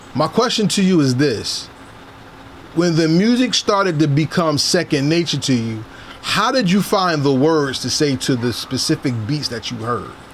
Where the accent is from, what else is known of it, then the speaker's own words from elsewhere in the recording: New Jersey, United States; I'm from Jersey